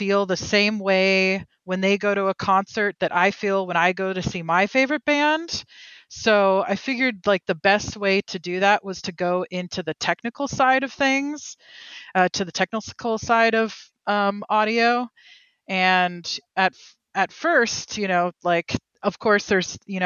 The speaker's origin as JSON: {"language": "English", "town": "Oakland", "region": "California", "country": "United States", "lives_now": "Berkeley, United States", "said": "I'm from Oakland, California"}